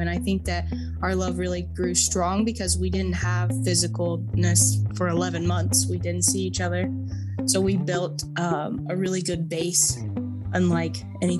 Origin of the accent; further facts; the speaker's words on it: Ohio, United States; I'm from Ohio.